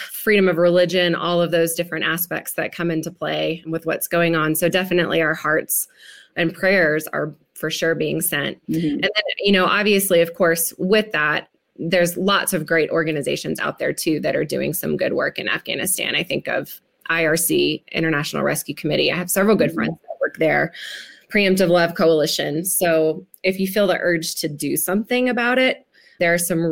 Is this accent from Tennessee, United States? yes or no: yes; West Tennessee, United States; I grew up in Tennessee, so West Tennessee